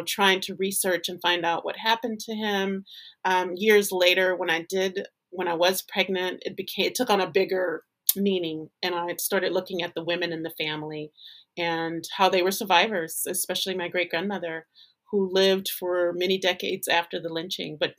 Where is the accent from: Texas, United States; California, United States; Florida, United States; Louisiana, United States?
Louisiana, United States; moved away as an adult; now in Los Angeles, United States; I had left Louisiana. I'm from Louisiana. I had left Louisiana to live in Los Angeles